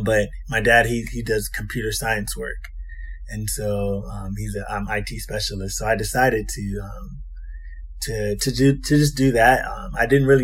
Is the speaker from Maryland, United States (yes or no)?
yes; Maryland, United States; also born or lived in Huntsville, Alabama; I'm actually from Maryland. I'm born and raised in Maryland